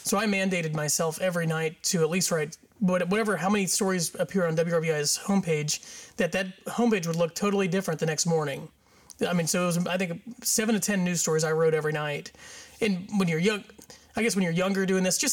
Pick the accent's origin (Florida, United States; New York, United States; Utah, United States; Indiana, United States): Indiana, United States; Batesville; I'm from Batesville, Indiana